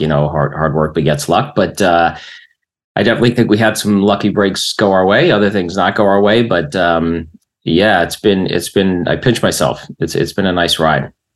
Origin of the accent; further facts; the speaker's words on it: Springfield, New Jersey, United States; also born or lived in Bayonne, New Jersey; in 1970, they moved out to the burbs